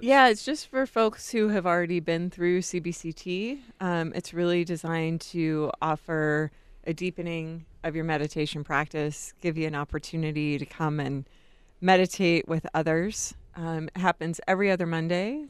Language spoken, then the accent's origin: English; Jacksonville, Florida, United States; now in Tucson, United States; I grew up in Jacksonville